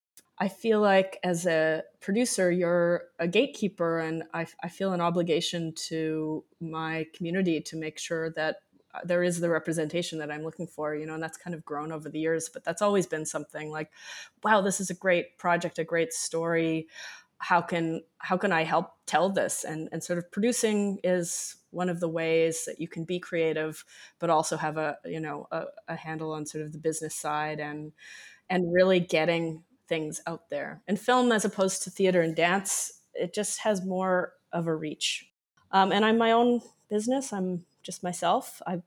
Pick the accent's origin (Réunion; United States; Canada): Canada; Winnipeg, Manitoba; now in Toronto, Canada; I'm originally from Winnipeg.